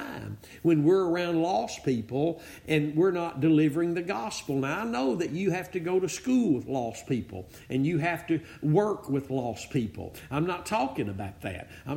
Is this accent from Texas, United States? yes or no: yes; Northeast Texas, United States; I'm from Northeast Texas